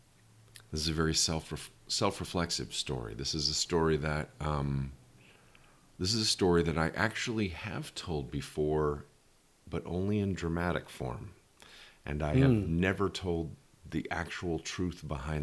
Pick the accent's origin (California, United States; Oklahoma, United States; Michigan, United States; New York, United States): Oklahoma, United States; Tulsa; moved away; also born or lived in Jenks, Oklahoma; And I grew up in Tulsa, Oklahoma, which is right smack dab in the middle of the heartland.